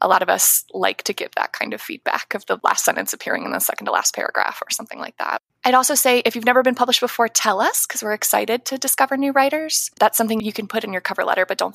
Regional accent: Ohio, United States; also born or lived in New York City, United States; I moved to Ohio when I was about 9 years old

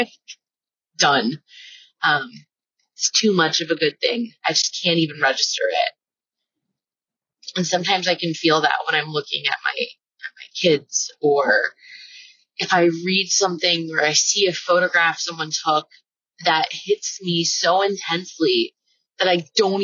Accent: Florida, United States; I grew up in Florida. It's flat.

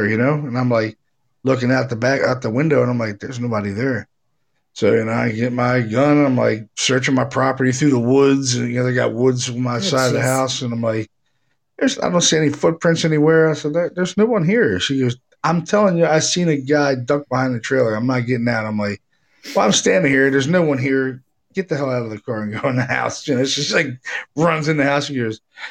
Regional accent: Baltimore, Maryland, United States; moved away; I was from Baltimore, so. When I was a kid, we only had like four channels.

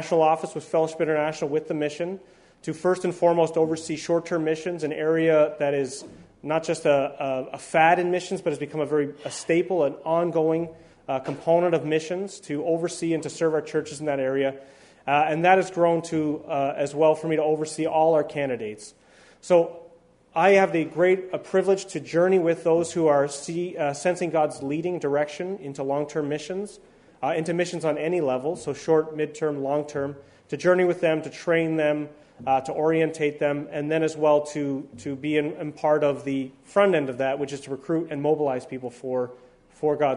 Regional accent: Ontario, Canada; I was born and raised in Ontario

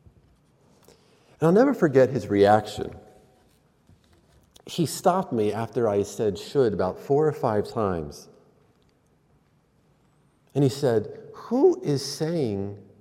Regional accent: Pennsylvania, United States; I'm from Pennsylvania

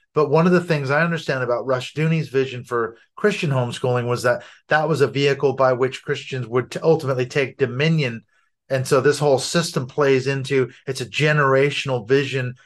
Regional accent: United States; moved away as an adult; now in North Wales, United Kingdom

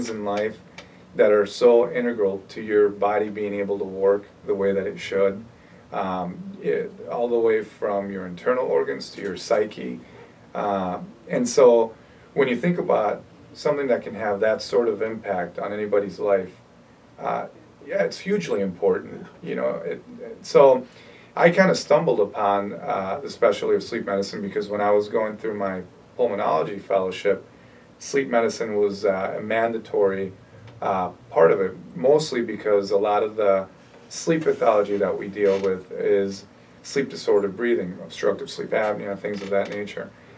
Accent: Minneapolis, Minnesota, United States; moved away as an adult; also born or lived in New Orleans, Louisiana / Chicago, Illinois; now in Chicago area, United States; I grew up in Minneapolis

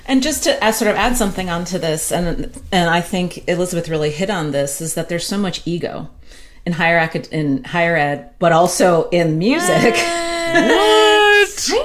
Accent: United States; I'm American

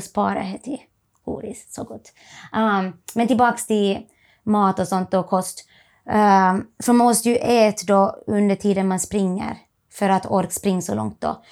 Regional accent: Merikart, Laihia, near Vaasa, Ostrobothnia, Finland; moved away as an adult; now in Australia; Jag är från, kommer från, är född och uppvuxen i Merikart, som är i Lillkyrro, lite utanför Vasa

